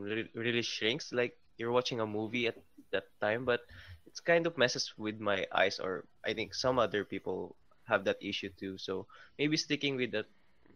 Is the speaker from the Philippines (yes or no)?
yes; Philippines; I'm from Philippines